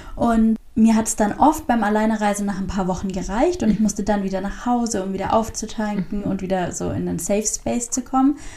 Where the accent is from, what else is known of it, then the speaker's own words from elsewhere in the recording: Southern Germany, Germany; moved away; ich komme ja aus Süddeutschland.